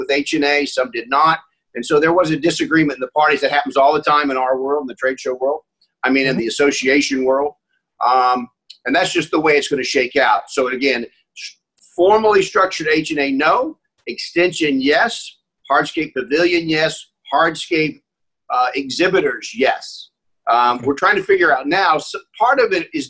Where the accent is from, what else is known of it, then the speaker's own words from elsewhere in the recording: Indianapolis, Indiana, United States; I was born in Indianapolis